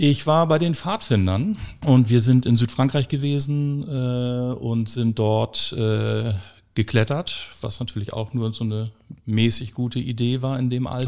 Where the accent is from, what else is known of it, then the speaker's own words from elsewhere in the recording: Hamburg, Germany; ich bin äh, 1976 in dieser schönen Stadt Hamburg geboren